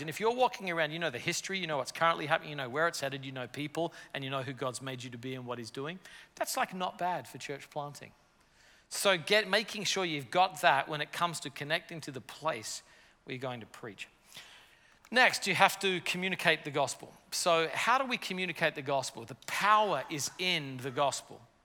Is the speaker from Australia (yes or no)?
yes; Australia; moved away as an adult; now in New York City, United States; I'm from Australia originally